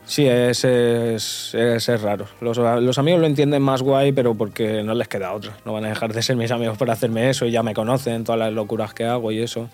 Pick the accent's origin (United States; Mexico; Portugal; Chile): Portugal; now in Mallorca, Spain; ahora vivo en Mallorca, pero soy portugués